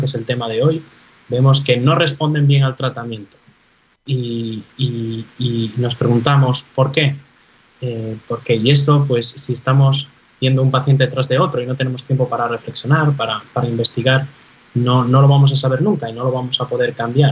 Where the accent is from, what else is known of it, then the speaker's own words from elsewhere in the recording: Galicia, Spain; moved away as an adult; also born or lived in Navarre; now in New York, United States; los gallegos somos emigrantes por naturaleza